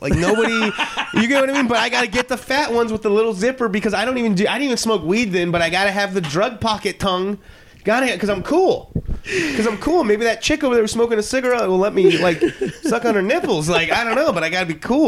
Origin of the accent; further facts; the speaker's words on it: Moreno Valley, California, United States; I grew up like in Moreno Valley, like in 89, we got there, 89, 90.